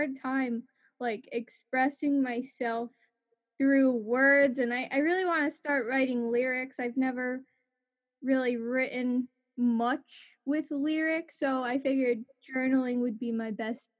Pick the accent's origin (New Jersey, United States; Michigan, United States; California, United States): New Jersey, United States; I'm a musician from New Jersey.